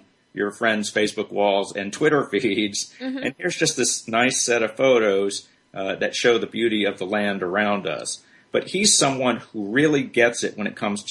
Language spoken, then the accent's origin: English; Birmingham, Alabama, United States; Birmingham is my hometown. I grew up here